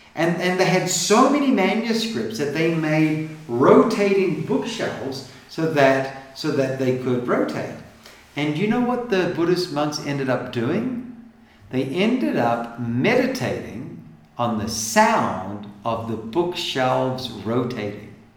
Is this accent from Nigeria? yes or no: no; New Zealand; I come from New Zealand, and so uh, my dad's American and a pastor